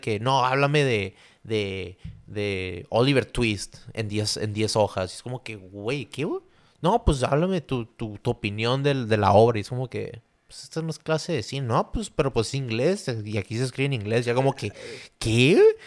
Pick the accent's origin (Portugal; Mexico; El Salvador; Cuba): Mexico; Tijuana, Baja California; also born or lived in San Diego / Santa Cruz; nací en San Diego, pero pues viví toda mi vida en Tijuana